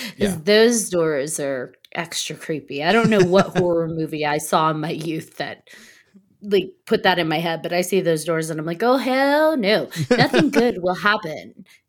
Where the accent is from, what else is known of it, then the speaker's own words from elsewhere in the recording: Texas, United States; I feel like because I grew up in the South in Texas where we really don't do basements